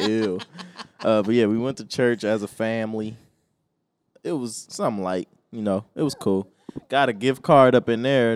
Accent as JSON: {"language": "English", "country": "United States"}